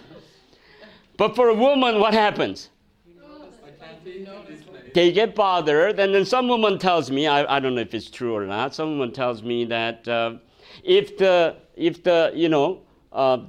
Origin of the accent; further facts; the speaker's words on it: South Korea; now in United States; I came from Korea